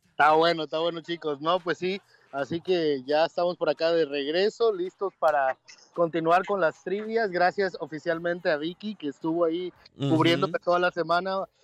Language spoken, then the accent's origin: Spanish; El Salvador; now in Birmingham, United States; vean cómo somos los salvadoreños.